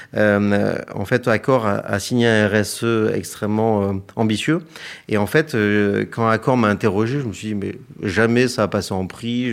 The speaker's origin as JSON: {"language": "French", "town": "Hyères", "region": "Provence-Alpes-Côte d'Azur", "country": "France", "tie": "born or raised there", "moved": "yes", "said": "je suis originaire de Hier dans le Var."}